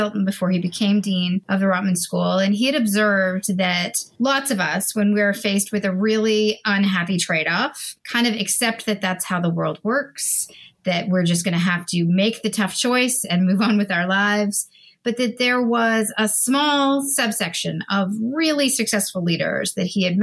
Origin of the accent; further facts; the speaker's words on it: Canada; I'm a Canadian